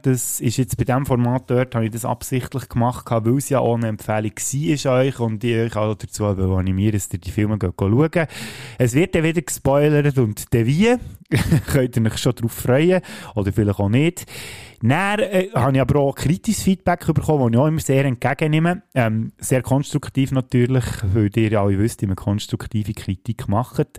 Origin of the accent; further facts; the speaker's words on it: Switzerland; bei uns in der Schweiz